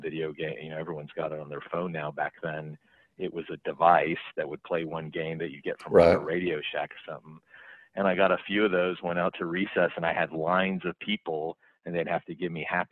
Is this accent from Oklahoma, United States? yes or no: yes; Stillwater, Oklahoma, United States; I grew up in Stillwater